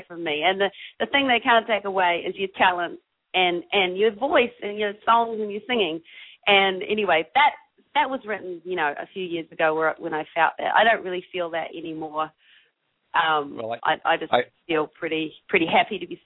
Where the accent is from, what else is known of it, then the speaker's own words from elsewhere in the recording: New Zealand; moved away as an adult; also born or lived in Austin, United States; now in Los Angeles, United States; I'm from New Zealand, a tiny little island.